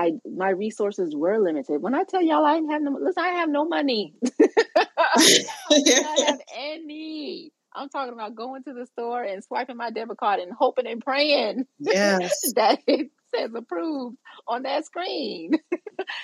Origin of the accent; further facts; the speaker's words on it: Charleston, South Carolina, United States; I'm from Charleston, South Carolina. We are a Gullah Geechee people